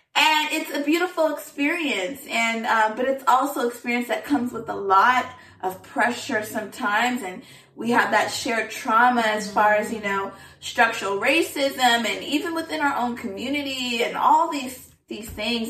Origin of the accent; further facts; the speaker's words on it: Southern California, United States; moved away; also born or lived in Washington, D.C.; I am from Southern California.